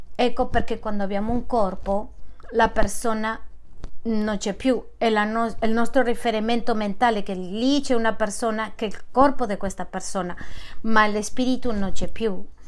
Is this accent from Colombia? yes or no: yes; Manizales, Caldas, Colombia; moved away as an adult; also born or lived in London